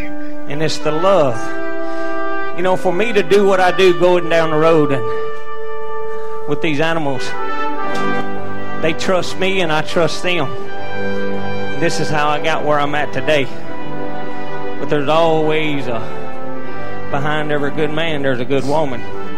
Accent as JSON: {"language": "English", "region": "Mississippi", "country": "United States", "said": "I'm from Mississippi"}